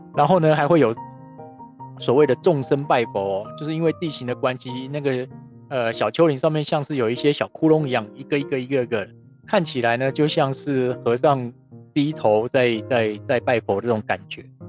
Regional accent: Taiwan; 我是台湾来的

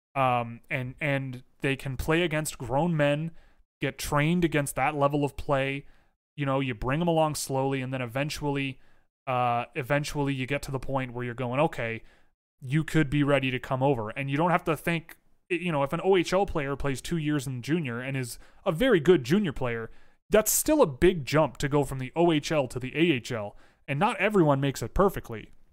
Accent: Canada; I'm Canadian

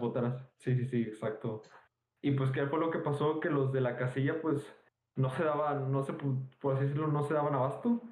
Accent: Nuevo León, Mexico; los dos somos de Nuevo León

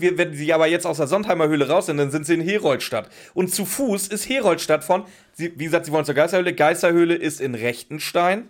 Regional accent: Northern Germany, Germany; first language German; now in Swabian Jura, Germany; Ich bin ja Norddeutscher, wie ihr vielleicht schon ein, zwei Mal gehört habt. und ich bin ja hier in, in Schwabenländle gezogen, auf die Schwäbische Alb

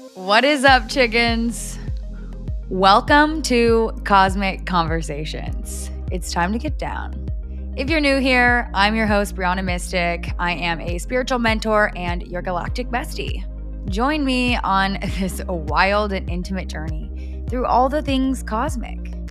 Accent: Orange County, California, United States; moved away as an adult; I have lived in Orange County my entire life up until a month ago

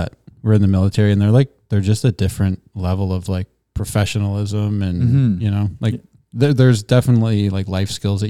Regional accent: Sarnia, Ontario, Canada; I remember like my dad growing up in Sarnia, like he worked in the plants

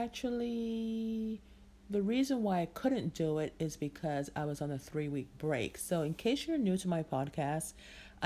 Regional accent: Jamaica; I'm Jamaican

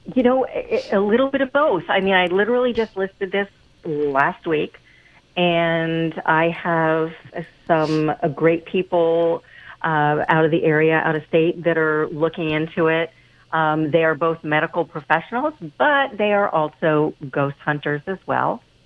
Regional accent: Pennsylvania, United States; moved away as an adult; I am originally from Pennsylvania and, was a realtor there for a long time

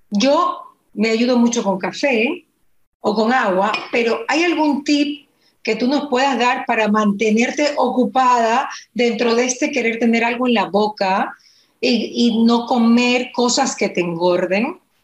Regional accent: Ecuador; nosotros como ecuatorianos

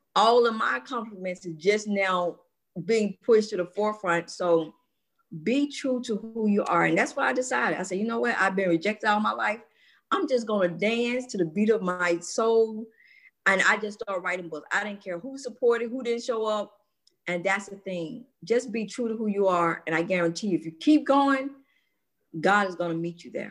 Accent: Atlanta, Georgia, United States; born and raised in Atlanta, Georgia

